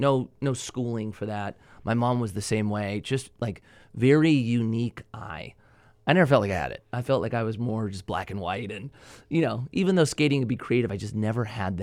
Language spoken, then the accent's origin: English; Newbury Park, California, United States; Okay, so I grew up, up the grade. Newbury Park is where I grew up. I started skating late 90s, so I was probably 13 years old.